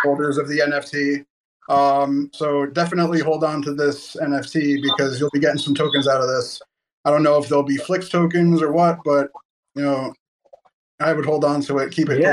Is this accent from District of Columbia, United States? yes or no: no; New Jersey, United States; I'm from New Jersey